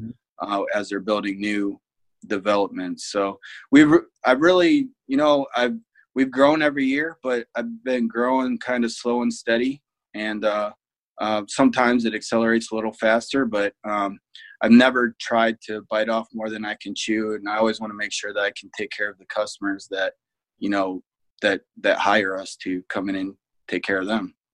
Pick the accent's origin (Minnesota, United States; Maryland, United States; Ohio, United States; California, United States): Ohio, United States; Fremont; also born or lived in Toledo, Ohio; so I'm from Fremont, Ohio. Went to uh, Fremont St. Joe. Uh, graduated in '99